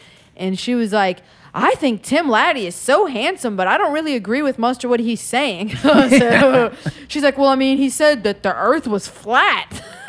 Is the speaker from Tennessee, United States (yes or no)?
no; Marrero, Louisiana, United States; I'm from Marrero